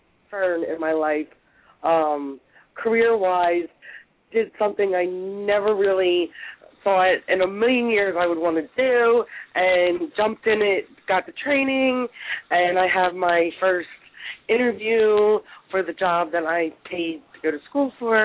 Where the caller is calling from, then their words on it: Pennsylvania, United States; I'm calling from Pennsylvania.